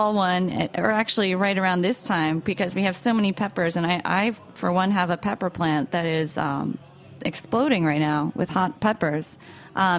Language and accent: English; United States; I'm from New York, New Jersey